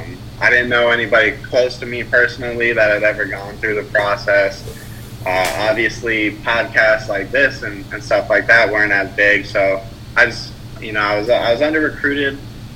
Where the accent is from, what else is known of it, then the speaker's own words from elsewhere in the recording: California, United States; born there; You know, my family is from the West Coast. I was born in California. That's where we reside currently. But all through my childhood, you know, all the way up through high school, we were moving around a lot.